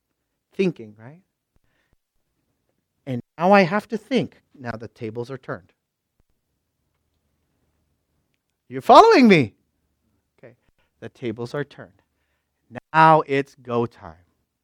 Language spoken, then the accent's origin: English; Philippines; Because I'm from up north. These people are all from down south. I'm Filipino. I have black hair and brown eyes.